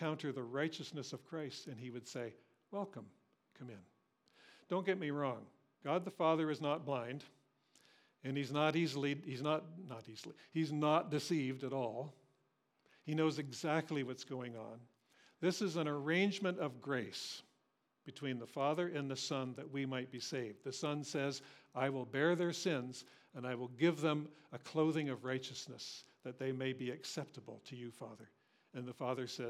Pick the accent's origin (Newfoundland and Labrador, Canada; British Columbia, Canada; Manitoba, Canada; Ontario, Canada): Ontario, Canada; Cambridge; Cambridge, I was raised in Cambridge